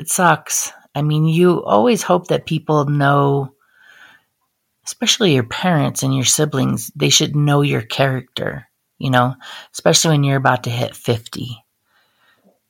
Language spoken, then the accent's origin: English; Great Falls, Montana, United States; I grew up in Great Falls, Montana